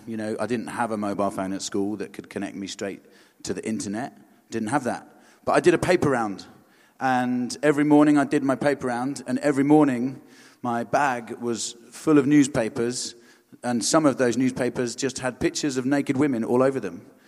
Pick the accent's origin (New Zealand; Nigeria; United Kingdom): United Kingdom; Hampshire and Surrey, South East England; also born or lived in Aldershot; I'm from Hampshire and Surrey